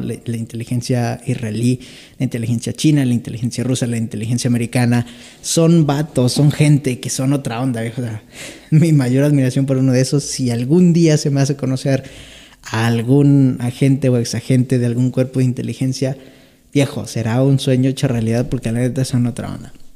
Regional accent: Mexico

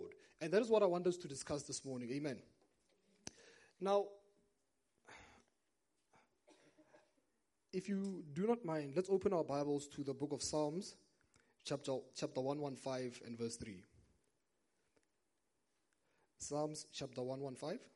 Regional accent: Brits, North West, South Africa; moved away; I remember growing up, now I'm originally from Brits in the northwest, just about 40 minutes that way

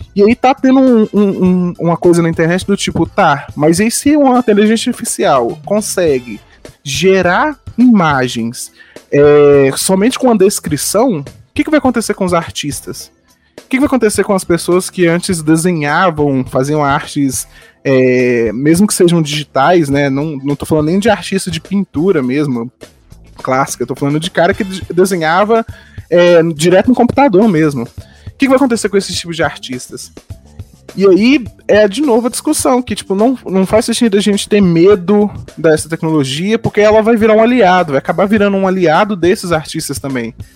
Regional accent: Araxá, Minas Gerais, Brazil; also born or lived in Janaúba, Minas Gerais; eu sou natural de Janaúba, lá no norte de Minas, é, só que eu mudei bem novo para para Araxá, uma cidade lá no Triângulo Mineiro

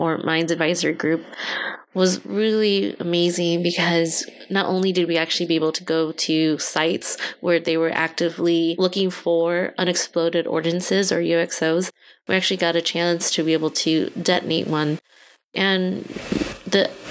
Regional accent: California, United States; I'm Hmong American, and I was born and raised here in California

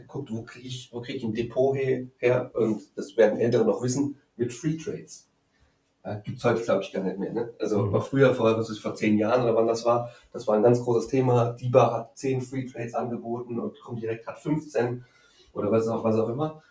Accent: Frankfurt, Hesse, Germany; in Frankfurt, wo ich herkomme

